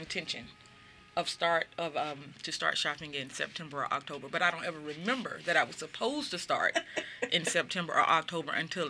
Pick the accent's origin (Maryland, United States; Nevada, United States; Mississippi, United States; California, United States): Mississippi, United States; So I think the best word that I could choose for growing up in Mississippi, growing up the way I did, was mm-hmm. life-changing.